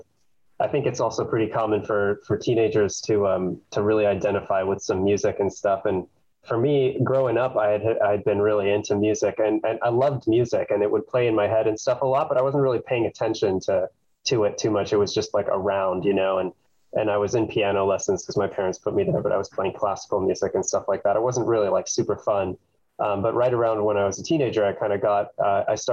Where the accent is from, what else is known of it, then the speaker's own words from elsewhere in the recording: Davis, California, United States; moved away as an adult; now in Los Angeles, United States; I grew up in Northern California in Davis, close to Sacramento.